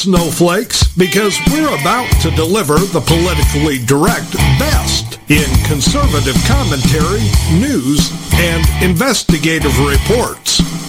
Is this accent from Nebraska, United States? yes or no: yes; Lincoln, Nebraska, United States; when I was a kid growing up in Lincoln, Nebraska, we had snow all winter.